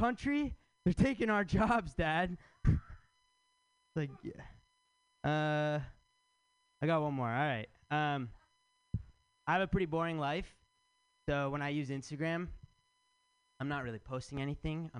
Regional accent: Michigan, United States; now in San Francisco, United States; I'm from Michigan

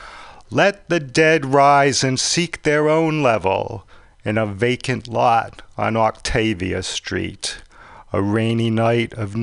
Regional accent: Rhode Island, United States; we're both from Rhode Island

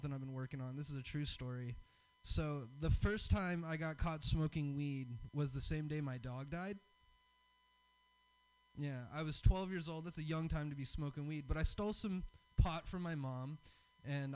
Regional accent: the South, United States; I'm from the South. I have a Southern dad

